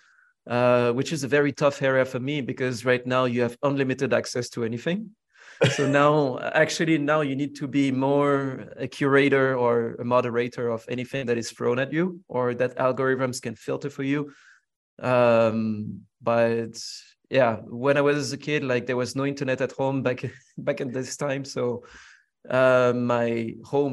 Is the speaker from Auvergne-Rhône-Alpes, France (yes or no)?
no; Villeneuve-Saint-Georges, Île-de-France, France; I grew up in the suburbs of Paris, in a town called Villeneuve-Saint-Georges. I mean, that's actually where I'm born.